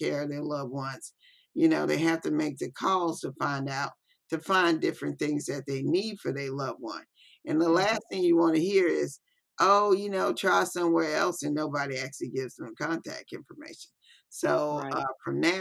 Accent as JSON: {"language": "English", "town": "Biloxi", "region": "Mississippi", "country": "United States", "said": "I'm actually here from Biloxi, Mississippi"}